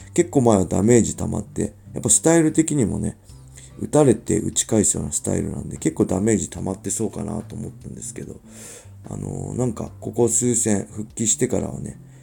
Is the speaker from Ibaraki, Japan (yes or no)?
yes; Inashiki, Ibaraki, Japan; 茨城で生まれて、茨城で育って。